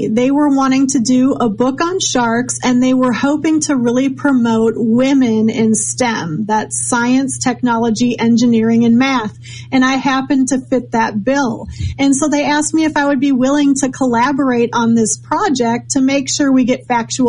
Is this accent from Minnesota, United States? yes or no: yes; Minnesota, United States; Was I'm originally from Minnesota, not many sharks up there, but I had a love for the ocean and for ocean creatures.